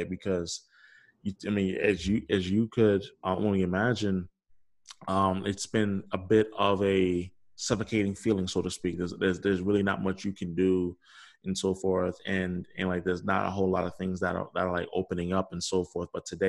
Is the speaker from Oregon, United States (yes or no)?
no; New York City, New York, United States; also born or lived in Manhattan; I'm from New York City originally. I'm born and raised, and I'm like born in Manhattan, raised in Brooklyn.